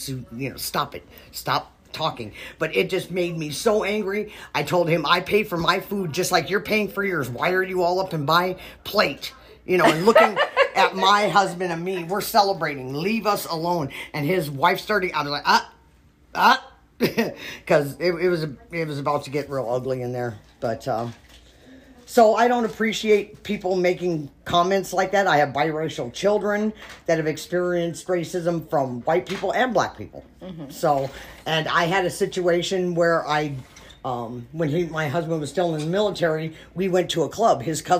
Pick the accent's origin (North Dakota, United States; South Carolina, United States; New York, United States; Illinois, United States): North Dakota, United States; now in California, United States; Originally North Dakota, but I moved here in 1964, so I say I'm from Cali.